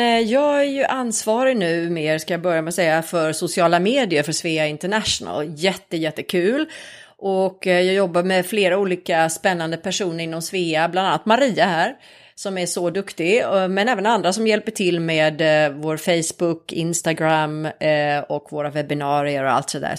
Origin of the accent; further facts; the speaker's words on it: Nybro, Kalmar County, Sweden; moved away as an adult; also born or lived in London / New York; now in Stockholm, Sweden; jag är från Småland. Jag kommer från en liten stad som heter Nybro